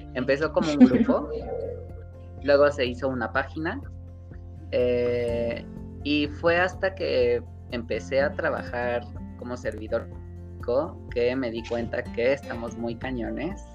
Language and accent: Spanish; Mexico; la cultura que tenemos como mexicanos